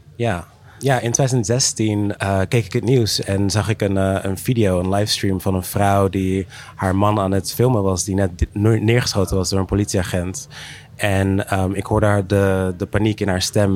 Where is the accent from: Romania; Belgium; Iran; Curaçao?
Curaçao; moved away; ik ben ook teruggegaan naar Curaçao, waar ik ben geboren.